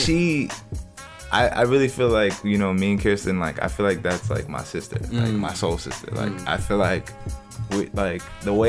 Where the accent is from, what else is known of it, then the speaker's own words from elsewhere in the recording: New York City, New York, United States; I grew up in East Elmhurst basically most of my life, mm-hmm. or, like, Queens